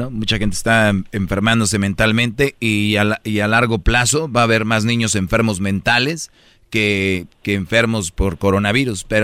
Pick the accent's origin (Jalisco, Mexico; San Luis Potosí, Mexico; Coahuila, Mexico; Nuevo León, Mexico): Nuevo León, Mexico; Monterrey; Ah, soy de Monterrey.